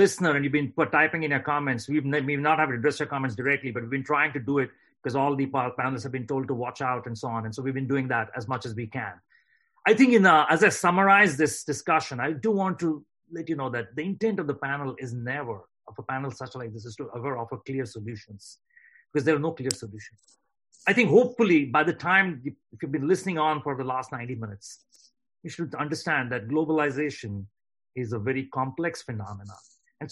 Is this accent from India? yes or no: yes; India; now in United States; I grew up in India and I grew up middle class.